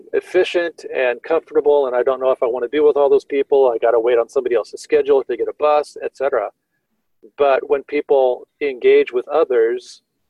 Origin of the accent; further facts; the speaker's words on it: Tempe, Arizona, United States; I grew up in Tempe near Arizona State University